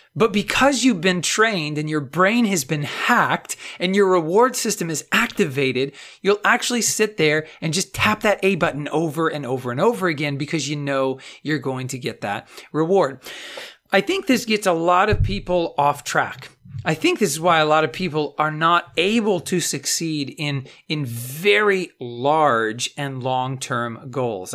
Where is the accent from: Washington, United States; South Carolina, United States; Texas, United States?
Texas, United States; I'm from Texas